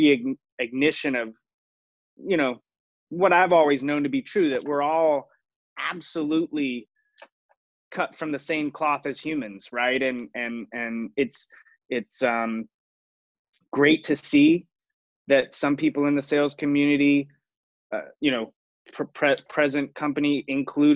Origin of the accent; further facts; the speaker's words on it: Raleigh, North Carolina, United States; I grew up in Raleigh, North Carolina.